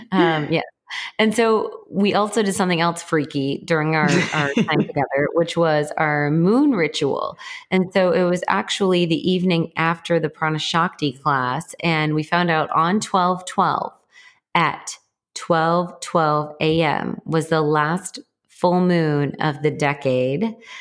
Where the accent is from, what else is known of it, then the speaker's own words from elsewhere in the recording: Texas, United States; I'm a Texan who has gun cases and the only things in the gun cases are crystals.